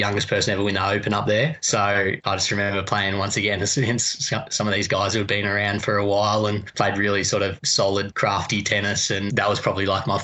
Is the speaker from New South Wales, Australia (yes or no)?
no; Melbourne, Victoria, Australia; grows up watching here in Melbourne